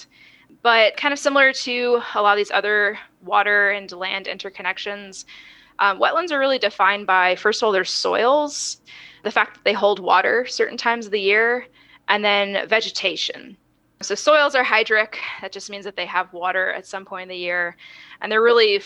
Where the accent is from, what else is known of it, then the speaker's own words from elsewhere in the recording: Florida, United States; moved away as an adult; also born or lived in California; now in Texas, United States; I'm originally from Florida